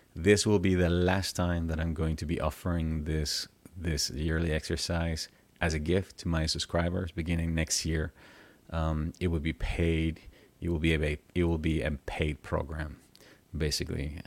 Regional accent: Venezuela; I grew up in Venezuela uh, and I was raised Catholic

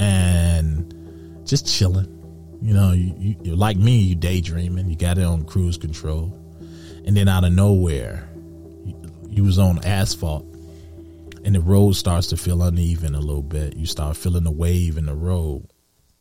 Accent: Detroit, Michigan, United States; growing up in Detroit, going down Michigan Avenue

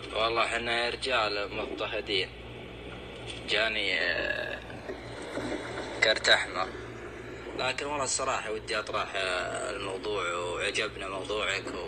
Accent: Saudi Arabia; احنا كشعب سعودي

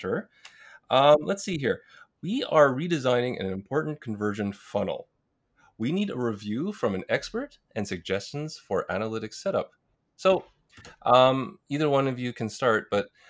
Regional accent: Canada; I was born and raised in Canada

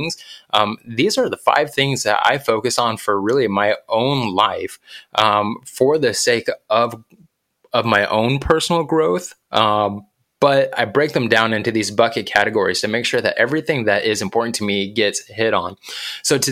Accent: New Mexico, United States; I grew up in New Mexico

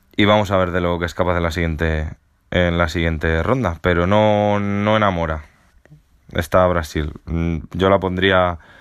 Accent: Spain; siendo español

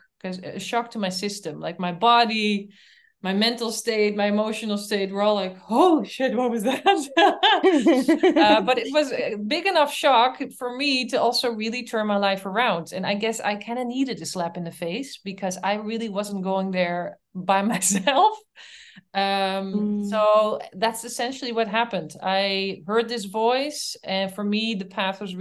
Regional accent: Netherlands; moved away as an adult; also born or lived in Canada; now in Berlin, Germany; I'm from the Netherlands, and I moved to Canada.

